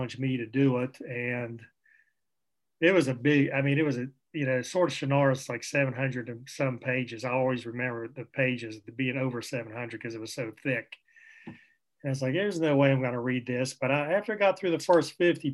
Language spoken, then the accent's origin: English; Charleston, West Virginia, United States; I'm from Charleston, West Virginia